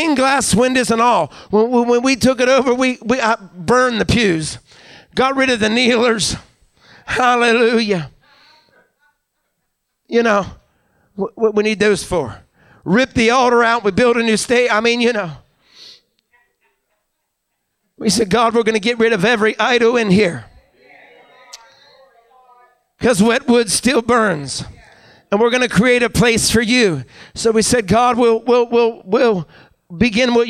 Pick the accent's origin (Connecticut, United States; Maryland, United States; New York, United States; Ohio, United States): Maryland, United States; Deep Creek; born or raised there; now in Uniontown, United States